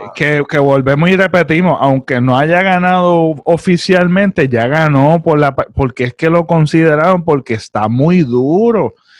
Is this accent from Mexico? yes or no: no; Puerto Rico; la burbuja que nosotros como puertorriqueños vivimos